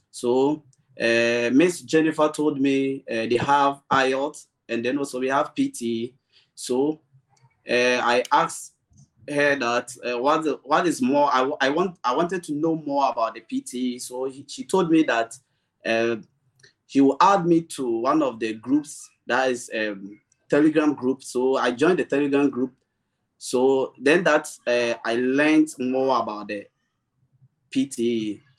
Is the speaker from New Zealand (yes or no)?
no; Ghana; I'm from Ghana.